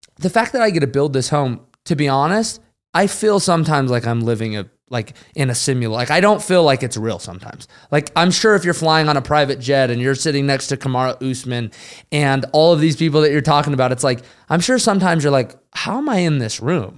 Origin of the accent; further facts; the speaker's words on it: Utah, United States; now in the Carolinas, United States; we're all from Utah